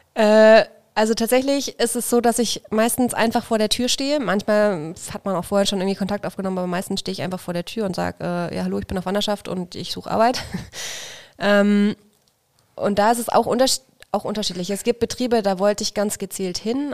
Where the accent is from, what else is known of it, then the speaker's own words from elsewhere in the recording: Feucht, Bavaria, Germany; moved away as an adult; Ich komme aus der Nähe von Nürnberg, aus Feucht bei Nürnberg